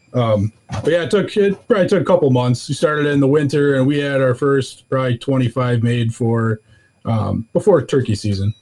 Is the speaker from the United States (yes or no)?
yes; southeast Wisconsin, United States; southeast Wisconsin